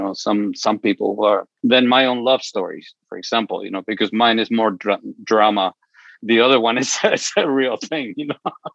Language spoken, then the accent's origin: English; Chihuahua, Mexico; my father would send money to Mexico where I was born. I was born in Chihuahua